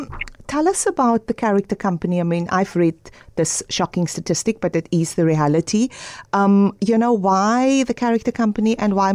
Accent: Cape Town, Western Cape, South Africa; I am from the Cape Flats

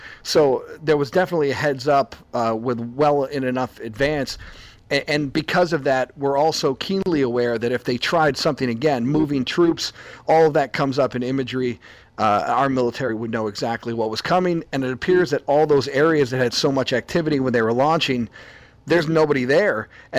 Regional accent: Buffalo, New York, United States; We're from Buffalo

